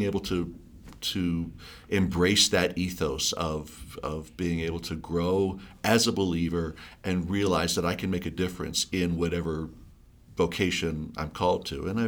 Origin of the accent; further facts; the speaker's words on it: Delaware, United States; now in Colorado, United States; growing up in Delaware